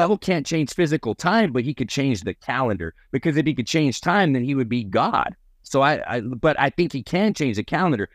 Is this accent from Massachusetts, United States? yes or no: no; New Mexico, United States; I'm from New Mexico